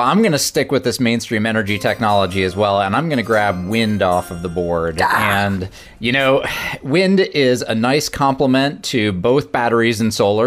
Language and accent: English; outside of the Detroit area, Michigan, United States; where I grew up outside of the Detroit area